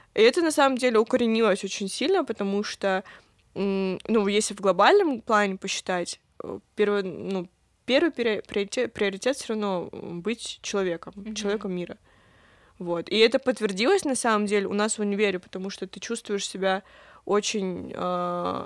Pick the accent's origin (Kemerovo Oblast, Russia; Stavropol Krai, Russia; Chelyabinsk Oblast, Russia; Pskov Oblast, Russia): Stavropol Krai, Russia; Pyatigorsk; мы уезжали из Пятигорска, все равно Пятигорск и, в принципе, Кавказ из нас не уезжал